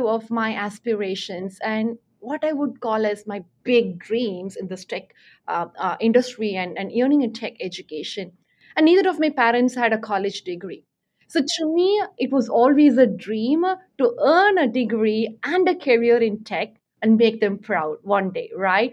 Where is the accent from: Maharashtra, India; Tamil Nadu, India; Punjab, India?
Tamil Nadu, India; Chennai; moved away; I grew up in Chennai, India